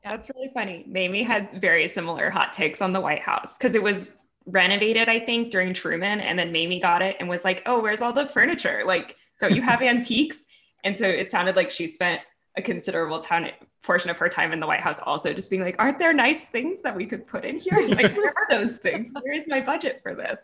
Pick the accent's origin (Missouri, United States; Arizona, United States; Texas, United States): Texas, United States; as a Texan